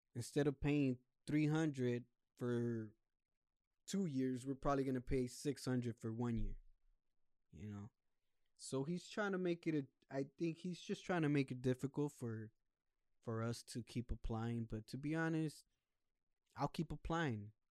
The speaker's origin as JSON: {"language": "English", "country": "United States", "tie": "born or raised there", "also_born_or_lived": "Mexico", "said": "I came when I was still in diapers, and I'm twenty-eight years old now. So all my life I've been here"}